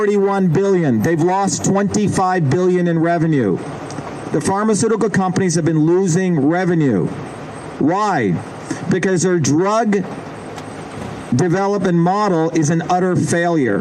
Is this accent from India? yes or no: yes; India; now in United States; I grew up in India